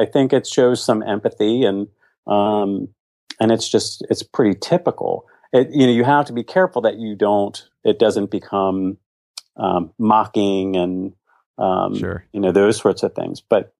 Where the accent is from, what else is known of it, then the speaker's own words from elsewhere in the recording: Virginia, United States; No, I'm from Virginia.